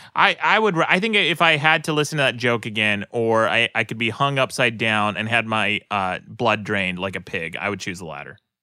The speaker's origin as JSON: {"language": "English", "region": "Utah", "country": "United States", "tie": "born or raised there", "also_born_or_lived": "Los Angeles", "moved": "yes", "said": "people I grew up with in Utah"}